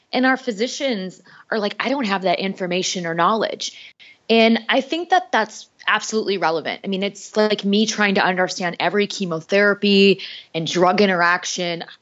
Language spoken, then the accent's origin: English; North Dakota, United States; moved away as an adult; also born or lived in Minneapolis / Kansas City; I grew up in North Dakota